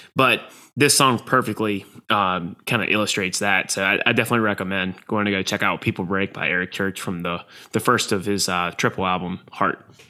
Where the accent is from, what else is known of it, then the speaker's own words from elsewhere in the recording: the American South, United States; me as a Southerner.